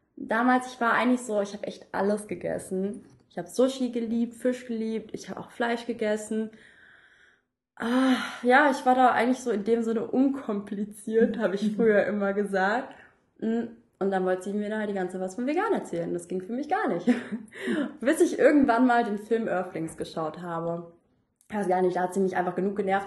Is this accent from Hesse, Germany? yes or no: yes; suburb of Frankfurt, Hesse, Germany; ich bin jetzt nicht in der Stadt zur Schule gegangen, sondern auch in einem Vorort und von Frankfurt